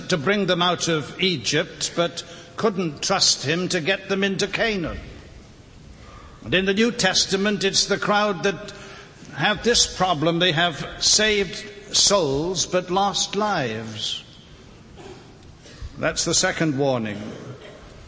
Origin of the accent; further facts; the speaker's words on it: Wales, United Kingdom; now in North Carolina, United States; Some of you perhaps are unfamiliar with my accent. I live in North Carolina, but I wasn't born there. I was born in the little country of Wales